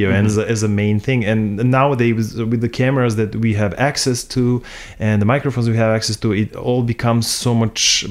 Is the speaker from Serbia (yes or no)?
yes; Serbia; moved away as an adult; now in Canada; I'm from Serbia, which is a neighboring country to Hungary. And I've been here only for 5 years now.